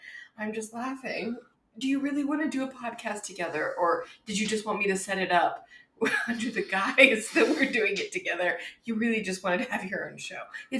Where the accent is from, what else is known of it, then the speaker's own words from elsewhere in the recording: Texas, United States; moved away as an adult; now in California, United States; I'm from Texas, we both had very different lives on very different time frames and timelines in Texas. And I never planned to come to California.